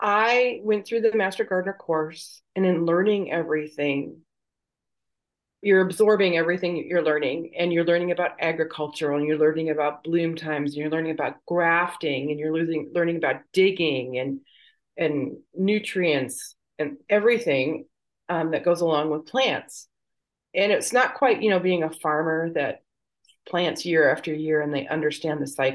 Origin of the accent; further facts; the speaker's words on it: Michigan, United States; now in Texas, United States; I'm originally from Michigan